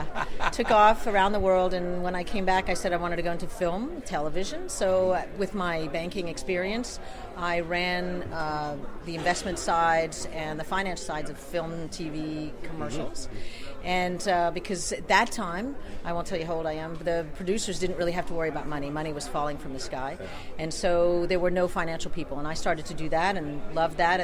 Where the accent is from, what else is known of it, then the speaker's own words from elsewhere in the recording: Geneva, Switzerland; moved away; I was raised in Geneva